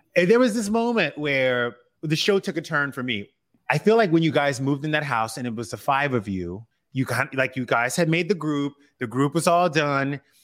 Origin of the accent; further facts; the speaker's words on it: Louisiana, United States; moved away as an adult; also born or lived in Los Angeles; when I was growing up in Bridge, Louisiana